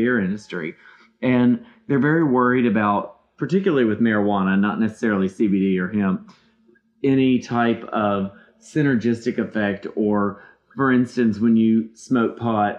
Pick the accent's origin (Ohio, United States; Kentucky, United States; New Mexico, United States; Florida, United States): Kentucky, United States; moved away; growing up in Kentucky